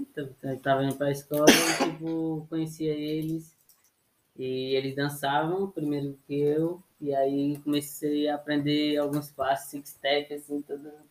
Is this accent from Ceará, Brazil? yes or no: yes; Fortaleza, Ceará, Brazil; eu comecei em 2014 também, eu sou lá de Fortaleza